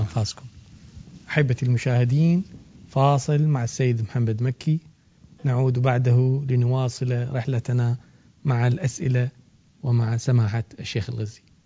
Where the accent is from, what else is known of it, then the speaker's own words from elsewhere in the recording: Iraq; بلدنا العراق